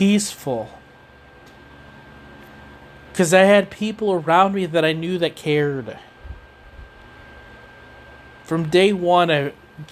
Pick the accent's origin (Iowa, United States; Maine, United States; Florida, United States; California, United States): Iowa, United States; Knoxville; I'm from Knoxville, Iowa.